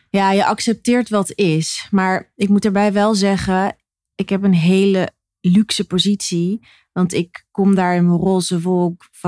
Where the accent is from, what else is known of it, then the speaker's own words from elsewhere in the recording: Rotterdam, South Holland, Netherlands; ik ben een geboren en getogen Rotterdammer met eh, ouders uit Drenthe en Sierra Leone, West-Afrika.